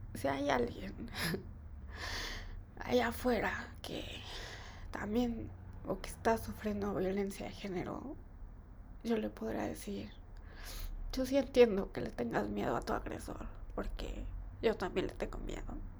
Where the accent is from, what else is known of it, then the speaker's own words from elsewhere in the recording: Mexico; de niña en México se acostumbra que te den domingo